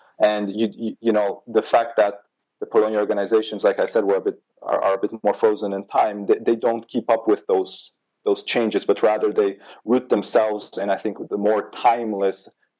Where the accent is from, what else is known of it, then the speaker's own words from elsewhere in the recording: Canada; moved away as an adult; also born or lived in Poland; now in Brussels, Belgium; I think it has a lot to do with me growing up in Canada as a Polish-Canadian. I was really involved in Polonia at the time when I was a teen and also a student in university, eventually even served on the Polish-Canadian Congress.